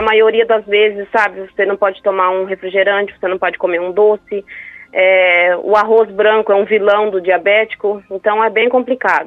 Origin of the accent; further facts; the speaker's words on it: Paraná, Brazil; now in Amambai, Brazil; eu moro hoje em Amambai, mas nós somos do Paraná